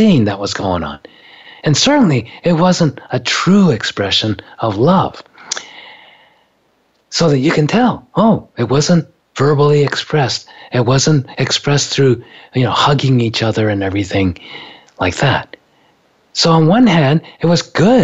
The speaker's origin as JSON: {"language": "English", "country": "Japan", "tie": "born or raised there", "moved": "yes", "said": "I grew up in Japan"}